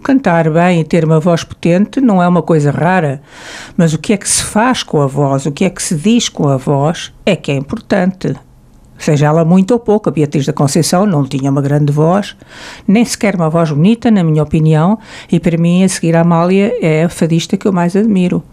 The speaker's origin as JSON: {"language": "Portuguese", "country": "Portugal", "said": "nós, portugueses"}